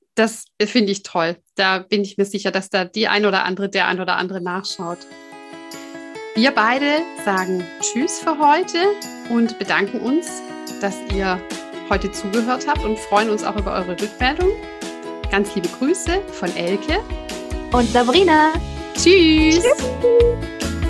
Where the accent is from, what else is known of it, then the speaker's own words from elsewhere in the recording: Swabia, Germany; ich komme ja aus dem Schwabenland